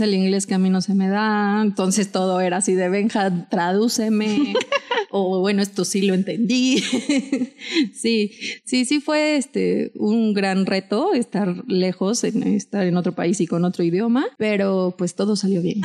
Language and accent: Spanish; Mexico; tengo 33 años, soy mexicana